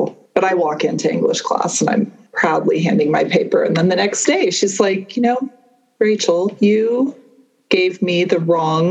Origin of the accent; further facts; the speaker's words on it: Atlanta, Georgia, United States; also born or lived in Connecticut; I grew up outside of Atlanta, Georgia. I was born in Connecticut